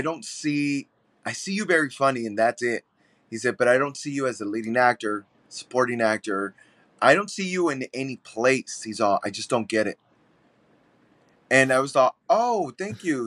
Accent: San Antonio, Texas, United States; now in Chicago, United States; I'm born and raised in San Antonio, Texas. I moved to Chicago, though, but yeah, born and raised in San Antonio

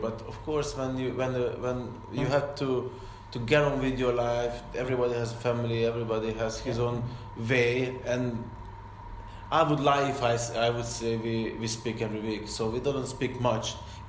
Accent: Porto, Norte, Portugal; English is a second language; now in England; Because I come from Porto, where they just want to get the ball and keep the ball and play football

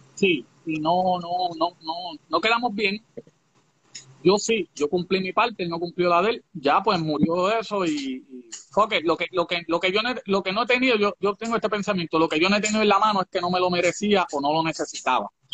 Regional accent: Guayama, Puerto Rico; also born or lived in Massachusetts, United States (born); yo llegué de Estados Unidos y me pusieron una escuela en el barrio, en Guayama, en el barrio Corazón

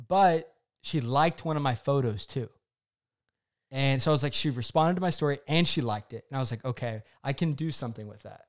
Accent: Oklahoma, United States; also born or lived in New York City; now in Dallas, United States; my hometown of Oklahoma

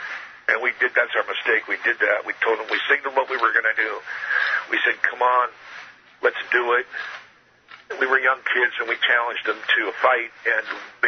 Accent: San Francisco, California, United States; growing up in San Francisco, prior to the 68 riots, street riots and stuff, and the assassination of Martin Luther King, everybody in San Francisco pretty much, not 100%, but pretty much left their doors open.

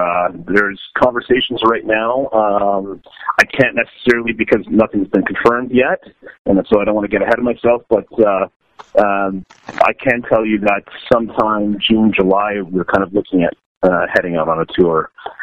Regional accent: Canada; So we're really lucky as a Canadian band to be able to have that access to Canadian government's funding

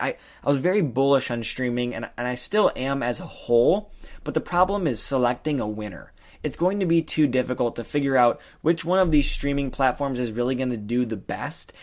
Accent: Michigan, United States; I'm from Michigan

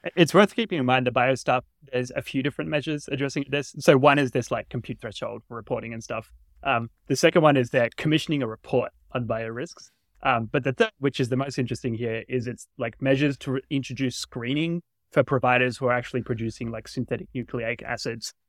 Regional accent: Australia; now in United States; I'm from Australia originally

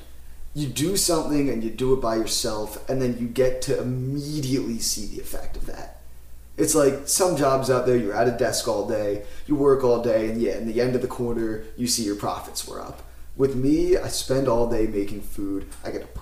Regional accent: Philadelphia, Pennsylvania, United States; also born or lived in Florida; I grew up in the Main Line in Philadelphia

